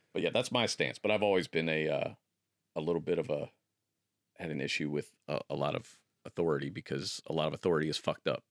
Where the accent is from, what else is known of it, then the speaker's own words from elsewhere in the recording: Akron, Ohio, United States; growing up in Akron